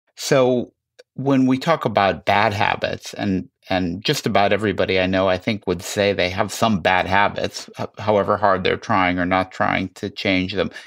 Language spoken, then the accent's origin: English; Chicago, Illinois, United States; I grew up in Chicago